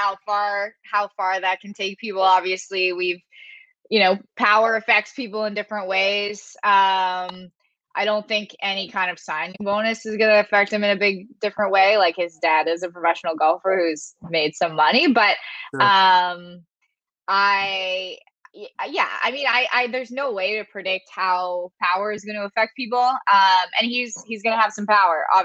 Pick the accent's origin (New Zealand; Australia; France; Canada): Canada; London, Ontario; I'm from London, Ontario, Canada